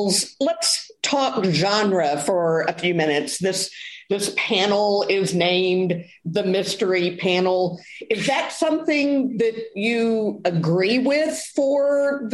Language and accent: English; Louisville, Kentucky, United States; I grew up in Louisville